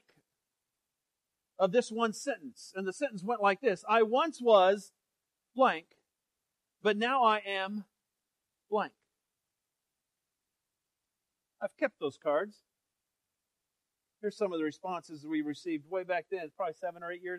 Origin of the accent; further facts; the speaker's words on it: Denver, Colorado, United States; growing up in Denver, our youth group would often go to Youth for Christ rallies back then.